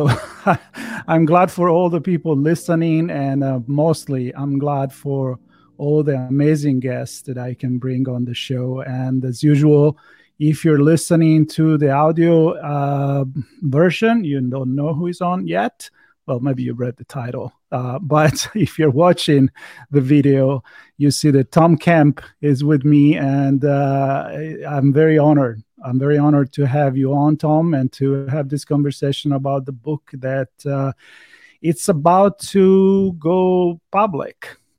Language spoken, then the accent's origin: English; Florence, Tuscany, Italy; now in United States; me, even if I've been living in the U.S. for such a long time, I'm from Florence, Italy, European, and when I go over there